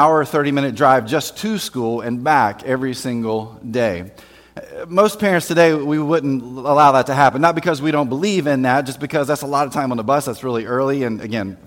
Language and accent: English; Winston-Salem, North Carolina, United States; I grew up in Winston-Salem, North Carolina, actually outside of Winston-Salem, North Carolina, in Forsyth County